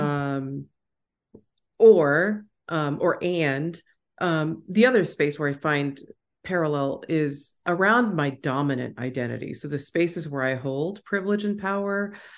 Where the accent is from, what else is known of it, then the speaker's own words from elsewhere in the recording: Houston, Texas, United States; I grew up in Houston, Texas